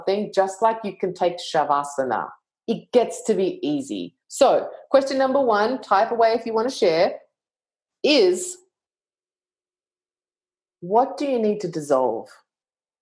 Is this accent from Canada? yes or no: no; Australia; I'm Australian